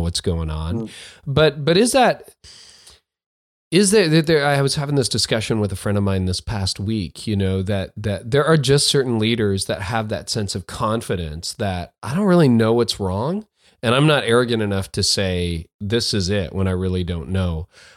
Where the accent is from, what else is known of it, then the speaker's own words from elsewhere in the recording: Canada; I'm a Canadian